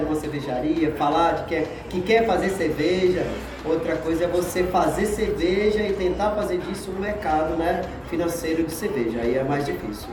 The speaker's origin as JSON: {"language": "Portuguese", "town": "Salinas", "region": "Minas Gerais", "country": "Brazil", "tie": "born or raised there", "said": "eu sou de Salinas"}